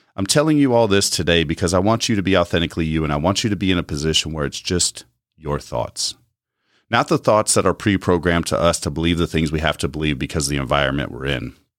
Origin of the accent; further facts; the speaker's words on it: United States; As American citizens